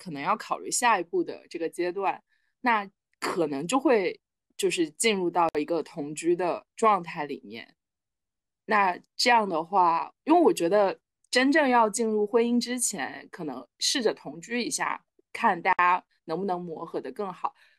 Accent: Shenzhen, Guangdong, China; now in Beijing, China; 然后十二岁开始上寄宿学校，一路到大学。我从深圳来北京也是我一个人来的，一个人安置。

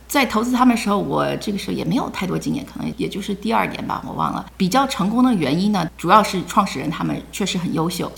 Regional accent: Silicon Valley, California, United States; also born or lived in China; 我是硅谷长大的，我是国内出生的，八岁跟随嗯。父母移民到美国，然嗯。后我们 九零年就搬到硅谷了

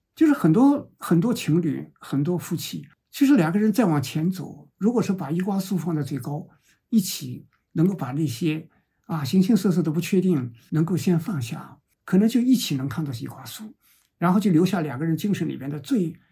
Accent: China; 我们中国人

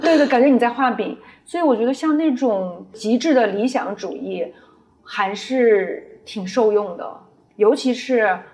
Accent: Shanxi, China; moved away as an adult; also born or lived in Beijing; 我跟我先生，啊，我们都是山西人。山西呢，它是属于汉文明的发源地，中原地区

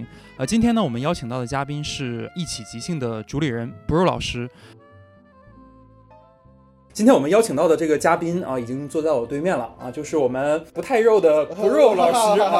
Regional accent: Heilongjiang, China; 我们都是来自这个美丽的一个省份，叫做

